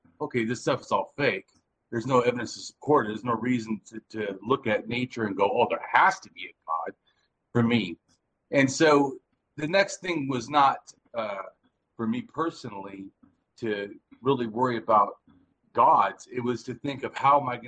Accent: Southern California, United States; I'm from Southern California, and I'm an ex-innocent street kid.

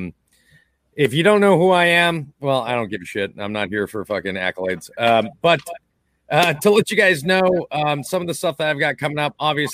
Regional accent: Lillington, North Carolina, United States; I'm from Lillington. I'm just like just south of Raleigh, just north of Fayetteville

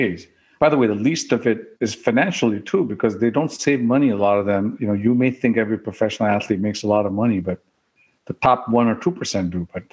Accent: Oklahoma, United States; I grew up in Oklahoma

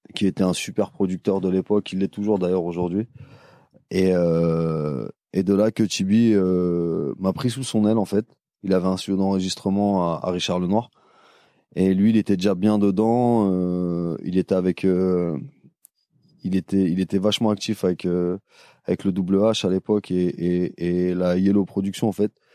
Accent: Paris, Île-de-France, France; je suis de Paris

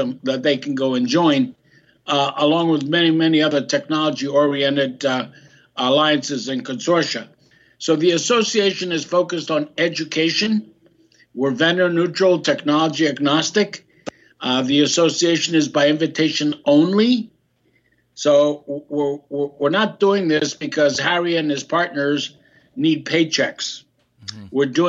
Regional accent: Greece; now in United States; I'm a Greek American, I was born in Greece

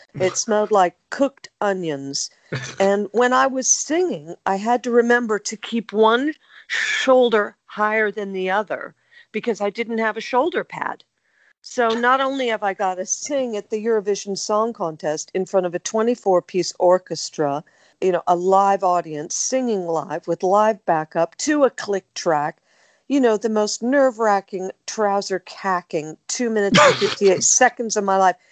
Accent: United States; accent: American; moved away as an adult; now in United Kingdom; As you can tell by my accent, I'm American. Even though I'd lived in the UK since 1976

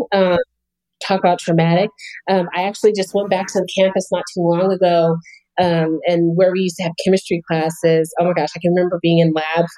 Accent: Albuquerque, New Mexico, United States; moved away as an adult; also born or lived in Chicago, Illinois; I grew up in Albuquerque, New Mexico

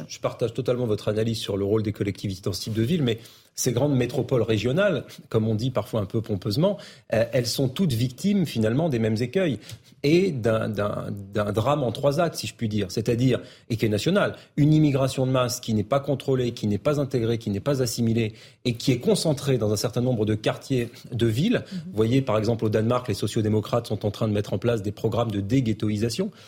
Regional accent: Bordeaux, Nouvelle-Aquitaine, France; je connais bien Bordeaux. Moi, quand j'ai grandi à Bordeaux

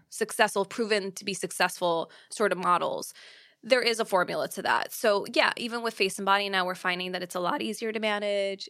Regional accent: New York, United States; as a New Yorker

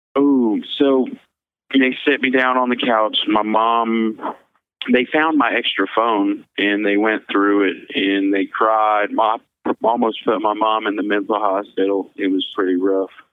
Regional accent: Missouri, United States; also born or lived in Kansas; I am from Missouri, but I was born in Kansas

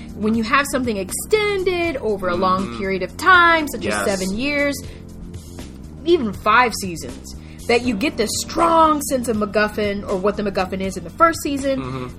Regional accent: United States; I'm saying we because we're both American.

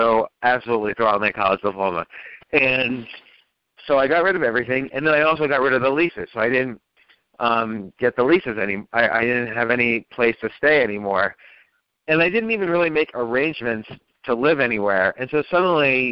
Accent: New Jersey, United States; also born or lived in Manhattan, New York; I was born in Manhattan, but then when I was little, we moved to New Jersey.

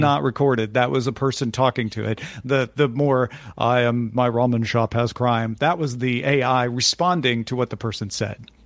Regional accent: Greenville, Illinois, United States; it's my hometown

